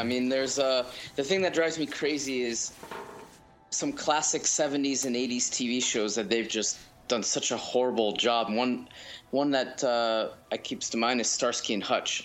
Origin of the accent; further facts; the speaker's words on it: France; moved away; I was born and raised in France.